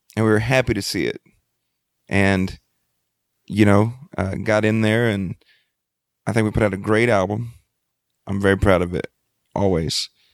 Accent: Freeport, Texas, United States; I grew up in Freeport, Texas

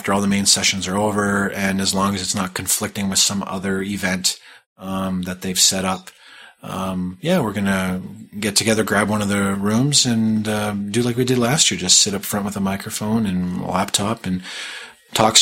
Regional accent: Canada; accent: Canadian; It's my Canadian accent showing through

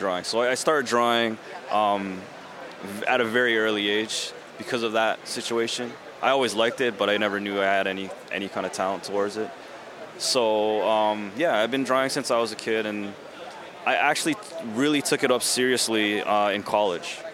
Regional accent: Toronto, Ontario, Canada; I'm from Canada

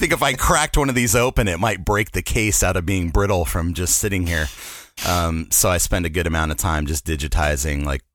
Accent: South Bay, California, United States; growing up in the South Bay

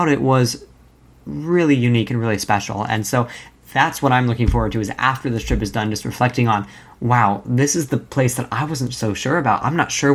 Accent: Orlando, Florida, United States; growing up in Orlando

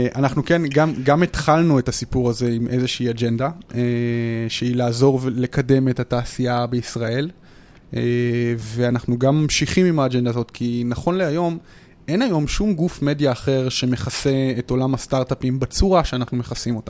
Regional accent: Modi'in-Maccabim-Re'ut, Central District, Israel; מכבים רעות

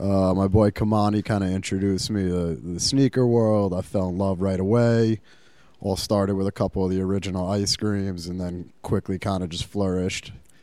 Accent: New York, United States; Like, we're all from New York and we're sitting on these sneaker lines for days

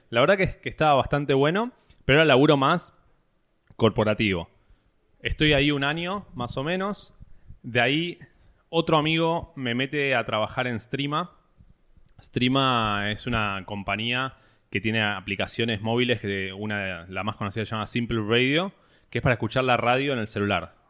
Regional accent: Buenos Aires, Argentina; toda mi vida me crié, nací en Buenos Aires, capital.

